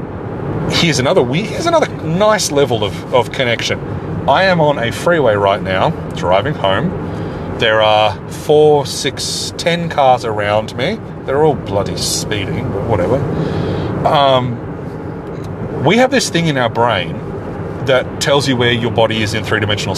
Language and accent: English; Australia; as an Australian speaking English